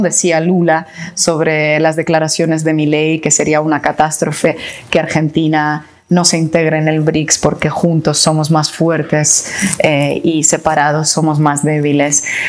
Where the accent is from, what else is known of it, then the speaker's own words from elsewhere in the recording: Russia; yo soy rusa